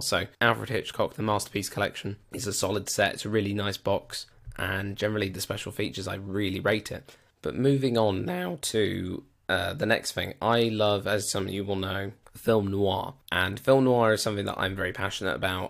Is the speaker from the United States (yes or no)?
no; United Kingdom; I am British